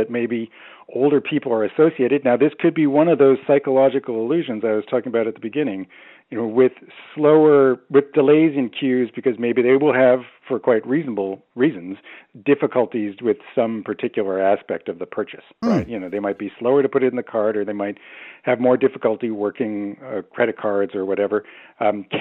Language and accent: English; Toronto, Ontario, Canada; I'm from Toronto